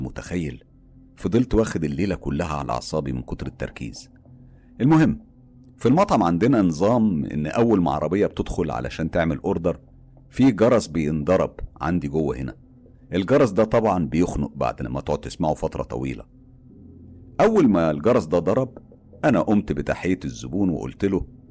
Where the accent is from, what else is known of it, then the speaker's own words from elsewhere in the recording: Egypt; وفخور ان انا مصري